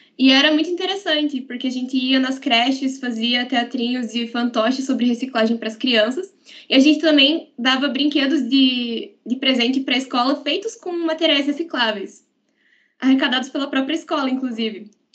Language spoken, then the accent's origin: Portuguese; Guarapuava, Paraná, Brazil; moved away as an adult; now in Ponta Grossa, Brazil; eu sou de Guarapuava, no Paraná